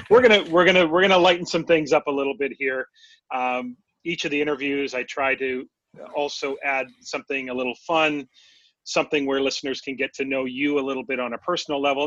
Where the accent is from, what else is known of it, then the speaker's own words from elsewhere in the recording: West Coast, United States; Growing up on the West Coast